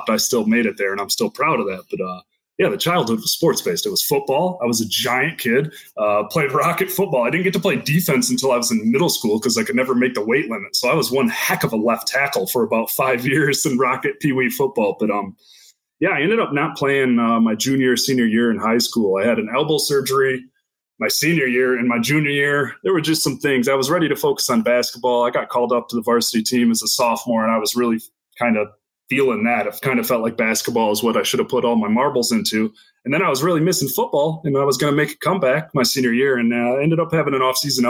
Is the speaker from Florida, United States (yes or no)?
no; Greenville, Michigan, United States; also born or lived in Grand Haven, Michigan; Grew up in Greenville, Michigan. I was born in Grand Haven, but grew up in Greenville just outside of Grand Rapids.